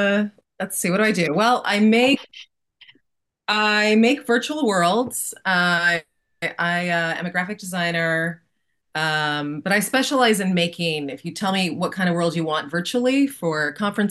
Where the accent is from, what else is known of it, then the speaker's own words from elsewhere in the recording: San Francisco, California, United States; moved away; also born or lived in Los Angeles; I'm from San Francisco.